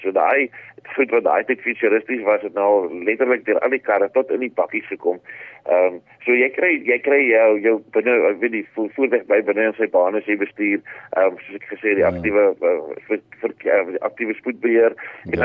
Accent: South Africa; ons is Suid-Afrikaners

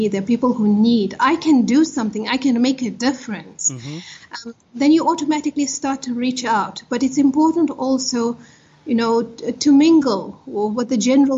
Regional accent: Potchefstroom, North West, South Africa; I grew up in Potchefstroom at the height of apartheid

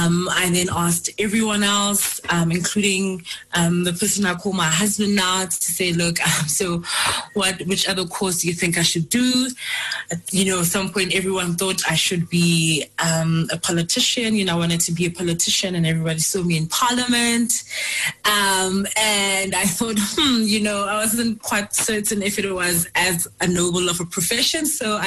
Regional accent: Johannesburg, Gauteng, South Africa; I was born on the 10th of March, 1992, born and bred in Johannesburg.

